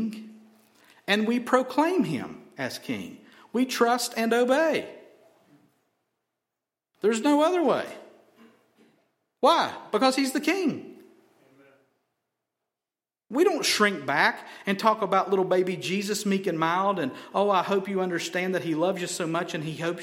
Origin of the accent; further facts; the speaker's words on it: Helen, United States; I'm from Helen, y'all.